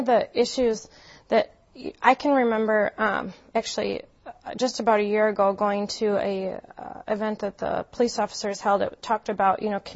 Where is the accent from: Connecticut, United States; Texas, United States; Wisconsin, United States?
Wisconsin, United States; Green Bay; moved away as an adult; now in Madison, United States; I grew up in Green Bay, Wisconsin, with my mother and father and my brother.